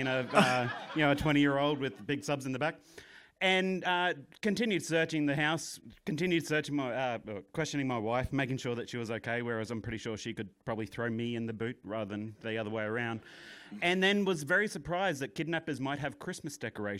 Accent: Australia; I'm from Australia

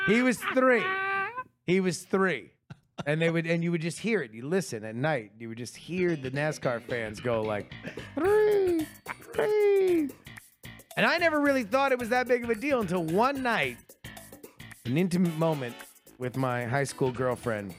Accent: Florida, United States; I'm from Florida. It is a southern state.

